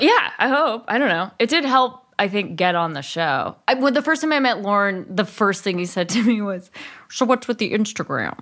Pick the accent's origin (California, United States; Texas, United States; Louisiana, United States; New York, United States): California, United States; Berkeley; also born or lived in Bay Area; I grew up in Berkeley, and then my parents moved